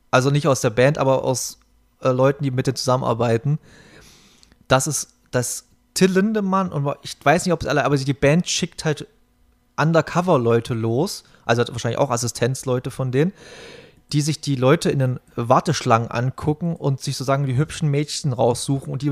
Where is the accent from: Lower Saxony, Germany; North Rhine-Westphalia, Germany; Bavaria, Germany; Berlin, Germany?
Berlin, Germany; und ich bin hier bei uns in der Gegend groß geworden